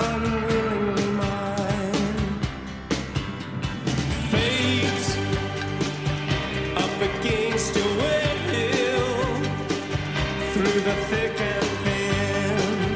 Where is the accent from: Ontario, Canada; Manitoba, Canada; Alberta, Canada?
Manitoba, Canada; Winnipeg; also born or lived in England / Belgium / Vancouver; now in Los Angeles, United States; And then back to Canada, where I was from, Winnipeg, and then Vancouver